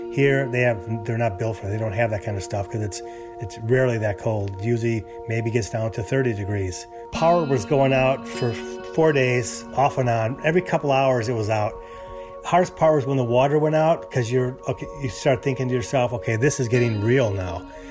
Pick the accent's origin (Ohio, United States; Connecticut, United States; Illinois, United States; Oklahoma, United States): Illinois, United States; Chicago; moved away as an adult; also born or lived in California; now in Houston, United States; I'm originally from Chicago, and we lived there many years